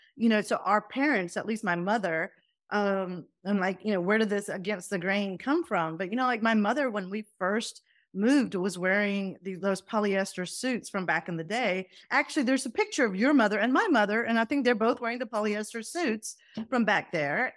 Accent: Doraville, Georgia, United States; accent: southern; first language Punjabi; also born or lived in Faisalabad, Pakistan; I landed in Atlanta, Georgia. and in Atlanta, Georgia, I grew up there

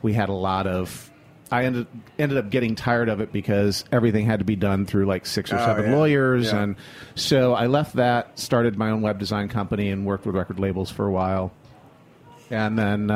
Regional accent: Flint, Michigan, United States; moved away as an adult; also born or lived in upstate New York

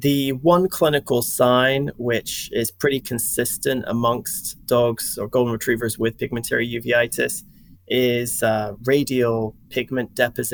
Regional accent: Scotland, United Kingdom; moved away as an adult; also born or lived in England / Wisconsin; now in Louisiana, United States; I grew up in Scotland, and I went to Edinburgh University

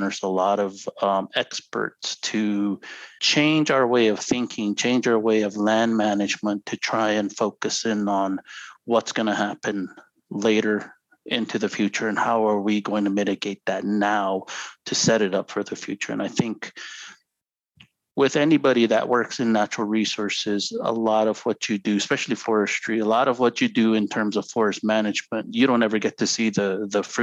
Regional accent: Zuni Pueblo, New Mexico, United States; now in Santa Clara Pueblo, United States; I'm originally from Zuni Pueblo. Currently live in Santa Clara Pueblo

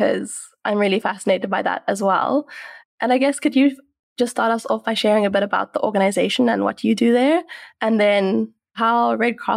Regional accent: South Africa; I have been born and raised in South Africa

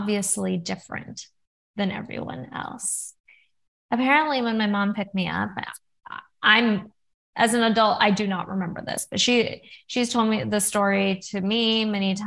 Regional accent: California, United States; also born or lived in Oregon; I grew up in California

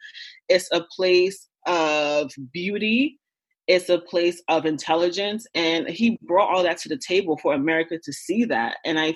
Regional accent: Newark, New Jersey, United States; also born or lived in Ghana; I grew up in Newark for most of my life. Like if I wasn't in Newark, I was in Ghana, you know?

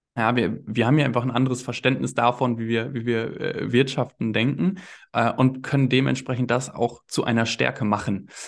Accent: East Westphalia-Lippe, North Rhine-Westphalia, Germany; in Ostwestfalen-Lippe, ja, in, in meiner Heimat

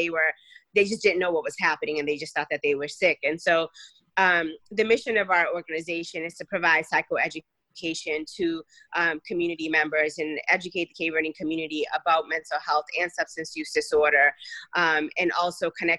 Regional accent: Boston, Massachusetts, United States; first language Cape Verdean Creole; English is a second language; I grew up in Dorchester

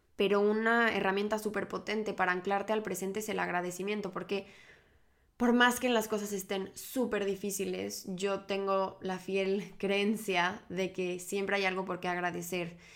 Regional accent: Mexico; moved away as an adult; now in Barcelona, Spain; yo vivo ahorita en Barcelona, pero soy mexicana y llevo dos años viviendo en esta preciosa ciudad

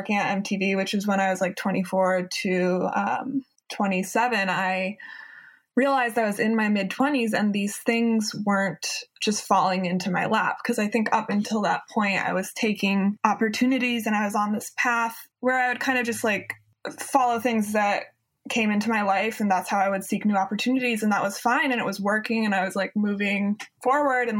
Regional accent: Maine, United States; moved away as an adult; also born or lived in New York; I grew up in Maine

